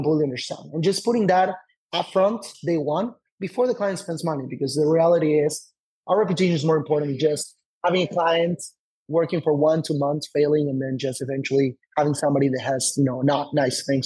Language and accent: English; Argentina; also born or lived in Tel Aviv, Israel; now in United States; somebody that wasn't born and raised here in the US